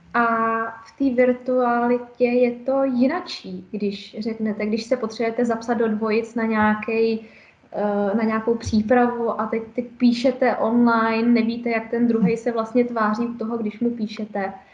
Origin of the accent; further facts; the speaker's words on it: Czechia; u nás v Čechách